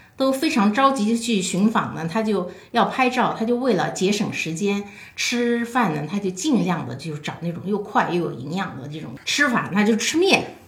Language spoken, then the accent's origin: Chinese; China; 在我们中国是一个源远流长的一个很长期的文化。